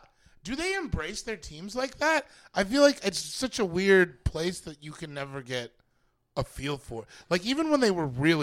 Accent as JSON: {"language": "English", "town": "Denver", "region": "Colorado", "country": "United States", "said": "I'm from Denver."}